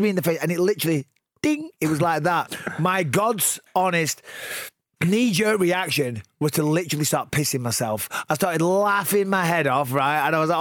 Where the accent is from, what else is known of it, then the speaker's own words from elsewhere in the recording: Clitheroe, North West England, United Kingdom; Growing up in Clitheroe